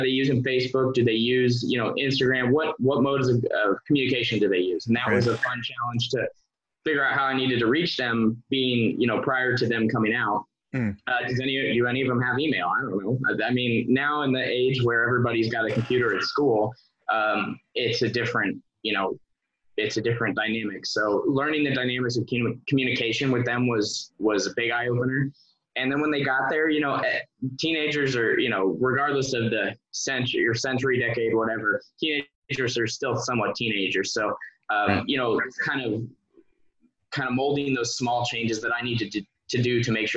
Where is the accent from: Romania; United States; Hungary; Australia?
United States; Indiana; moved away as an adult; also born or lived in Twentynine Palms, California; I still work with my unit that's back in my home state in Indiana. I worked with them since I was a cadet